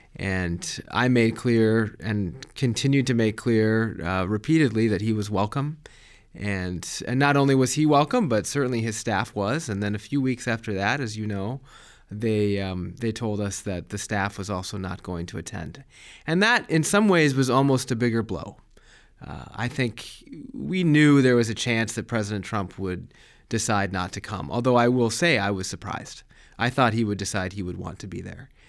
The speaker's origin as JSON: {"language": "English", "region": "Colorado", "country": "United States", "tie": "born or raised there", "also_born_or_lived": "Germany", "moved": "yes", "said": "I grew up in Colorado."}